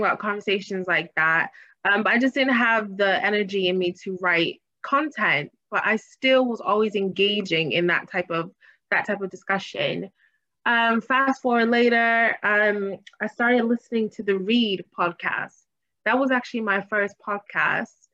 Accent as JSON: {"language": "English", "town": "Boston", "region": "Massachusetts", "country": "United States", "tie": "born or raised there", "also_born_or_lived": "Hampton, Virginia / Washington, District of Columbia, United States", "moved": "as an adult", "lives_now": "London, United Kingdom", "said": "my hometown is Boston"}